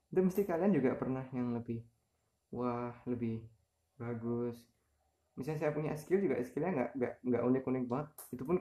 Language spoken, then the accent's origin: Indonesian; Kudus, Central Java, Indonesia; jadi saya TK besar udah mulai di Kudusnya TK Abad TK-nya di Kudus SD-nya di samping TK-nya itu SD Muhammadiyah itu Muhammadiyah satu